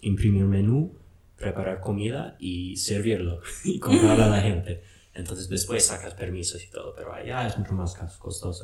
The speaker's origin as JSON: {"language": "Spanish", "region": "Wisconsin", "country": "United States", "tie": "born or raised there", "also_born_or_lived": "Philadelphia / San Francisco", "second_language": "Spanish", "moved": "as an adult", "lives_now": "Loja, Ecuador", "said": "Yo crecí en Wisconsin, arriba al norte, arriba de Chicago, donde hace mucho frío"}